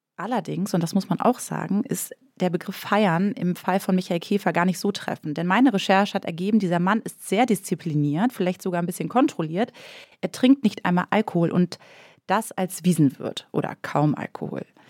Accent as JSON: {"language": "German", "region": "Northern Germany", "country": "Germany", "also_born_or_lived": "Bavaria", "moved": "as an adult", "said": "Ich komme ursprünglich aus Norddeutschland. Ich bin nach Bayern gezogen fürs Studium"}